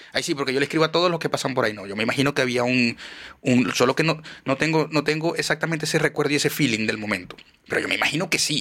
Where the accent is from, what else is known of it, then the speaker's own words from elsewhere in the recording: Maracaibo, Zulia, Venezuela; moved away; yo soy maracucho